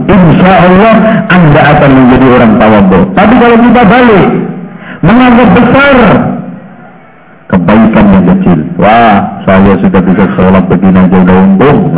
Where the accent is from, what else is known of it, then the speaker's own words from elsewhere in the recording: Lamongan, East Java, Indonesia; Dan anehnya di daerah Lamongan, daerah saya itu paling gak enak, Pak.